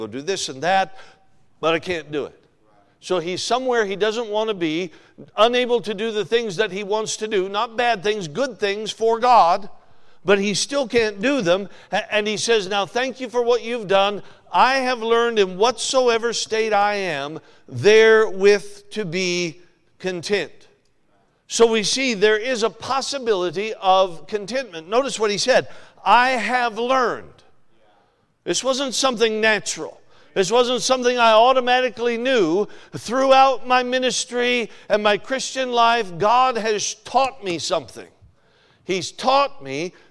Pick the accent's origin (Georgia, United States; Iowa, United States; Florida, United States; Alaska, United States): Alaska, United States; moved away as an adult; now in Ohio, United States; I'm from Alaska, you know that. Spent most of my life in Alaska.